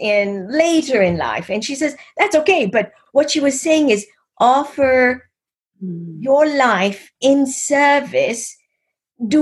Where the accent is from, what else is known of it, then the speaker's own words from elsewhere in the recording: Kenya; I was born and raised in East Africa, in Kenya.